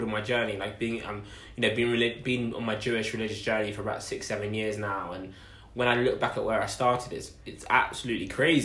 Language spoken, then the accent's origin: English; Essex, East of England, United Kingdom; I'm an Essex boy. I like to say London because everyone knows it, but I'm actually from Essex.